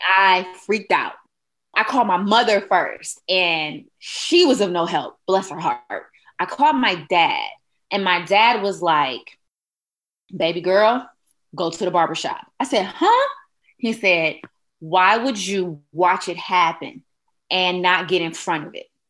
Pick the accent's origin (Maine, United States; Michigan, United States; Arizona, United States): Michigan, United States; Detroit; moved away as an adult; also born or lived in Huntsville, Alabama; I am originally from Detroit, Michigan, and I ventured on down to Huntsville, Alabama in 2000